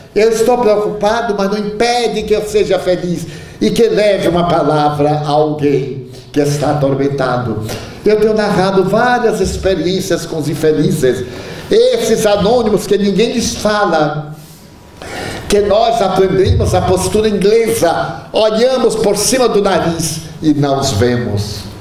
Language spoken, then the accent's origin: Portuguese; Brazil; você é brasileira, porque está vendo pelo meu sotaque, porque eu falo um pouco de espanhol, mas é portunhol